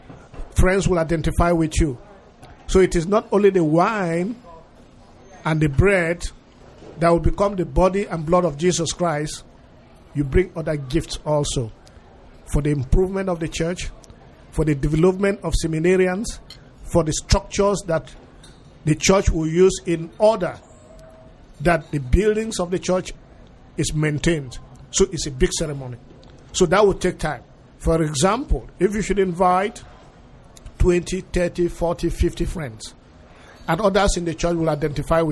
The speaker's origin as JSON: {"language": "English", "country": "Nigeria", "also_born_or_lived": "Europe", "said": "I am Nigerian. I was trained in Europe."}